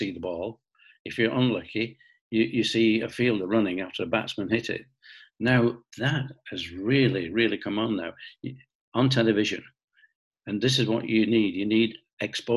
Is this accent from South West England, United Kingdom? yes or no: no; Bolton, North West England, United Kingdom; being born in Bolton, growing up in Bolton, and really we built our international office in Bolton. And yes, I am from Bolton